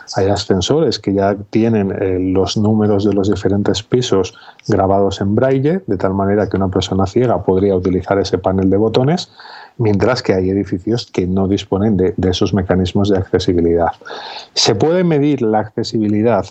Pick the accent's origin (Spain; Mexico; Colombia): Spain; Zamora, Castile and León; also born or lived in Valladolid; now in Salamanca, Spain; yo nací hace 42 años en Zamora